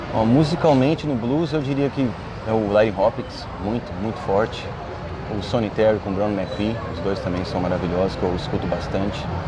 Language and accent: Portuguese; Brazil; eu sou brasileiro mesmo, com orgulho